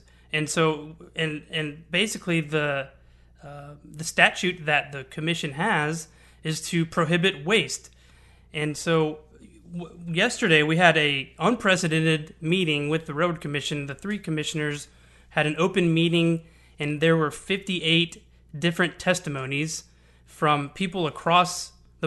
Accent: Houston, Texas, United States; I'm born and raised in Houston. I've lived here for 30 years

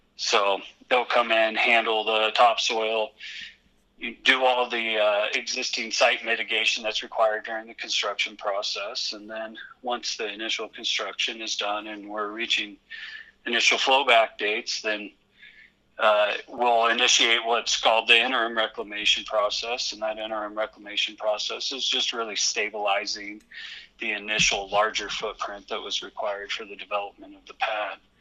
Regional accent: Western Colorado, United States; I grew up with it in Western Colorado

